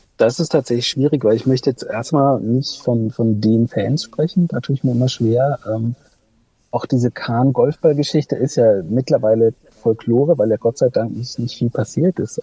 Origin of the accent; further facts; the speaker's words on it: North Rhine-Westphalia, Germany; now in Leipzig, Germany; Ich bin gebürtiger Ostwestfale